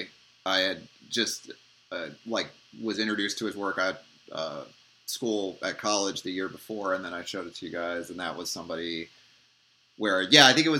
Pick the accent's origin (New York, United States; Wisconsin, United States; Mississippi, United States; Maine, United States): New York, United States; Mamaroneck; also born or lived in Santa Monica, Los Angeles; now in Los Angeles, United States; I'm originally from Mamaroneck